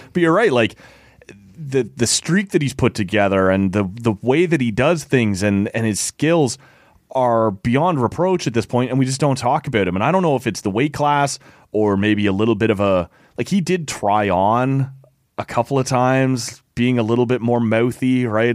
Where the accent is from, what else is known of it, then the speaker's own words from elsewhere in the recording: Oshawa, Ontario, Canada; I grew up in Oshawa